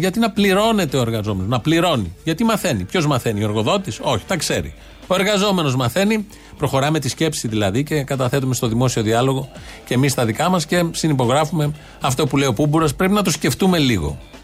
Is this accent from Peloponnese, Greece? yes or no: no; Ilioupoli, Attica, Greece; είναι και η πόλη μου